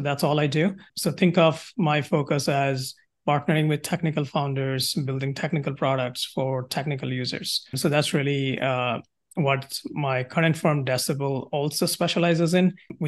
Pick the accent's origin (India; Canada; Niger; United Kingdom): India; moved away as an adult; now in United States; So in terms of my background, I'm originally from India, came to school here at Georgia Tech